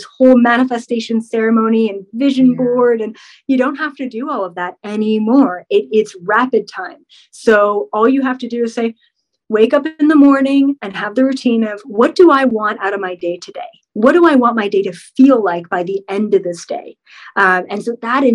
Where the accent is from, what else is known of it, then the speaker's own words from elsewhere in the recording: Canada; I'm Canadian.